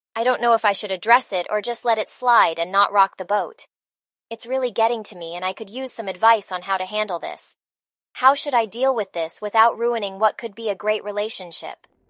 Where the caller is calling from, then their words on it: Los Angeles, California, United States; I'm calling in from Los Angeles.